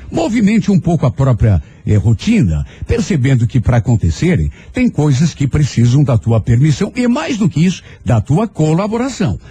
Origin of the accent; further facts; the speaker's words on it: Brazil; nós que somos brasileiros